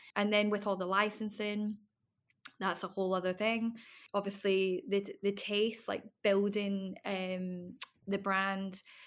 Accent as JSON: {"language": "English", "area": "Isle of Bute", "region": "Scotland", "country": "United Kingdom", "tie": "born or raised there", "also_born_or_lived": "London", "moved": "as an adult", "said": "I came back to my hometown, um, Butte and moved back in with my family"}